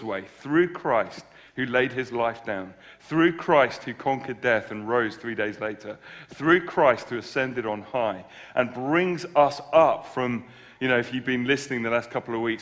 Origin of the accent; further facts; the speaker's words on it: United Kingdom; we're British